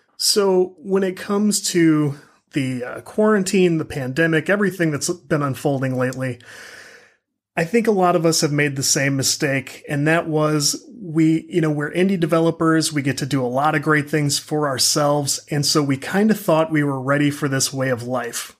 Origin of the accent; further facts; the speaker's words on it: St. Louis, Missouri, United States; I'm from the Saint Louis area